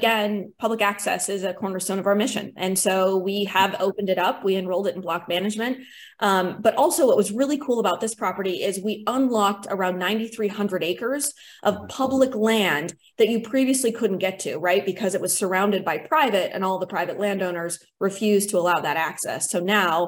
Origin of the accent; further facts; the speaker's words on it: Sidney, Montana, United States; also born or lived in Missoula, Montana; I grew up on the flatlands of Eastern Montana in Sydney